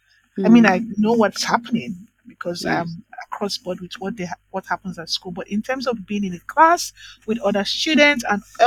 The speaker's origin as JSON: {"language": "English", "country": "Nigeria", "first_language": "Itsekiri", "second_language": "English", "moved": "as an adult", "lives_now": "Australia", "said": "because I am Nigerian, I wouldn't say I eat a lot of Nigerian food, but when I'm home, I'm very Nigerian, right? You know, I speak my language"}